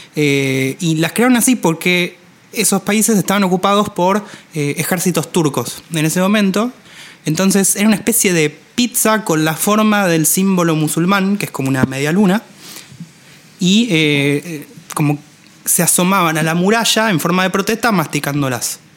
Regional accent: Argentina

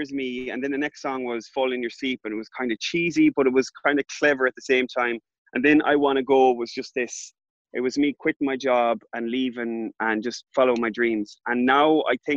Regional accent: Ballinrobe, Connacht, Ireland; moved away; back in Ballinrobe, my hometown

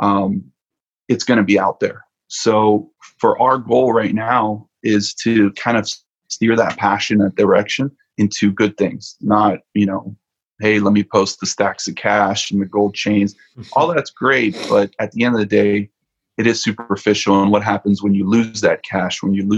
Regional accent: Miami, Florida, United States; moved away; I'm originally from Miami, Florida

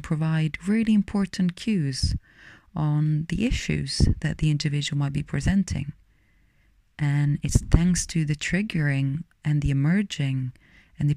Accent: Rome, Lazio, Italy; moved away; I'm originally from Rome, Italy.

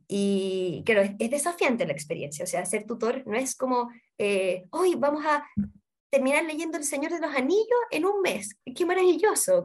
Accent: Santiago, Santiago Metropolitan Region, Chile; Yo soy de acá de Santiago, pero la, mi familia materna es de la sexta región.

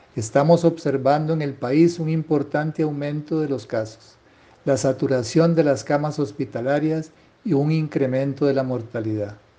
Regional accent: Costa Rica; como ciudadano costarricense

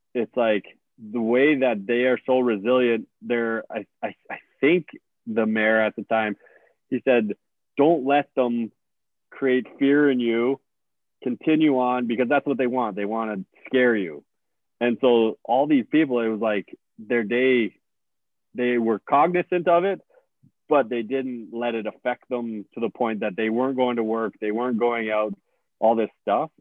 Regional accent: St. Albert, Alberta, Canada; I'm from St. Albert

